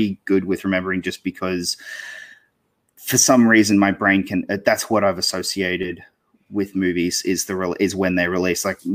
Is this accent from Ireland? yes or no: no; Australia; I'm Australian. So I don't live in the US.